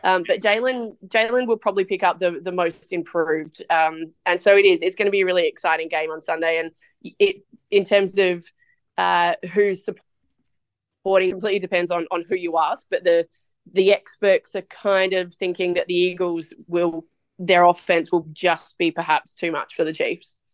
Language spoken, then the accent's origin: English; Australia; now in United States; as an Aussie over here